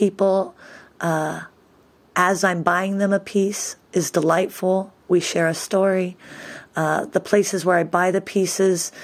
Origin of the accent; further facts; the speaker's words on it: Eugene, Oregon, United States; moved away as an adult; also born or lived in Berlin, Germany; now in Rome, Italy; I was born and raised in Eugene, Oregon